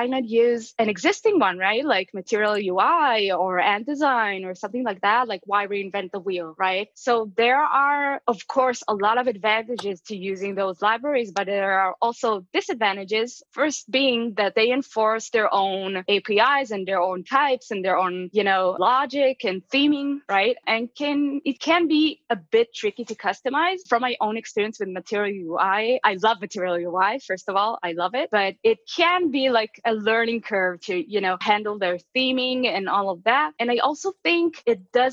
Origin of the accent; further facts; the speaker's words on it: Israel; moved away as an adult; now in Las Vegas, United States; I'm actually originally from Israel. Right now I live in Las Vegas